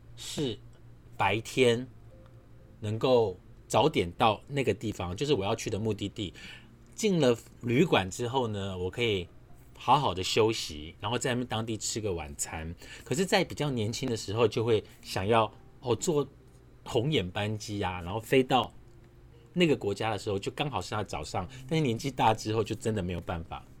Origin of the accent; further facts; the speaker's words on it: Su'ao, Yilan County, Taiwan; now in Taipei, Taiwan; 我是在南方澳长大的